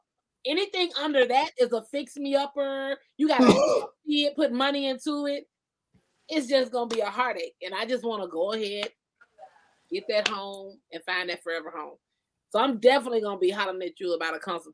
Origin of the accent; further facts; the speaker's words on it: Georgia, United States; now in California, United States; I'm originally from Georgia. So I have people back home